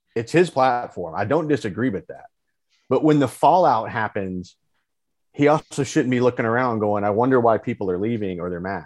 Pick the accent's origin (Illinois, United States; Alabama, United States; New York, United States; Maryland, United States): Alabama, United States; I grew up in Alabama.